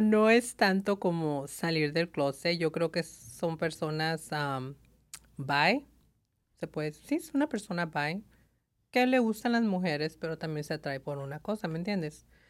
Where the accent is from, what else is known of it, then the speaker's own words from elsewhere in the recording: Tucson, Arizona, United States; moved away as an adult; now in Los Angeles, United States; soy de Tucson